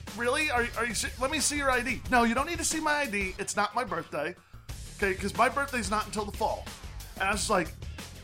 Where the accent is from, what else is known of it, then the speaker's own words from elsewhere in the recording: Texas, United States; I come from Texas